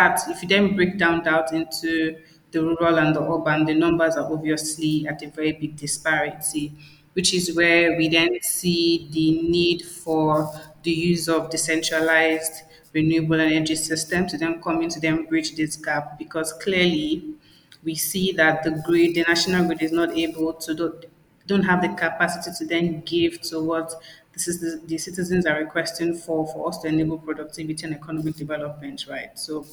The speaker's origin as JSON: {"language": "English", "country": "Nigeria", "tie": "born or raised there", "also_born_or_lived": "Abia State", "said": "I'm Nigerian. I'm from Abia State, some small village in Nigeria. And I mean, I pretty much grew up in the city"}